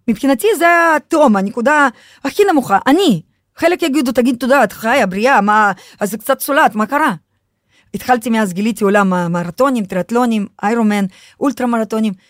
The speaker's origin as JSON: {"language": "Hebrew", "country": "Russia", "tie": "born or raised there", "moved": "yes", "lives_now": "Israel", "said": "אני חוויתי חינוך רוסי, אני הרי נולדתי ברוסיה"}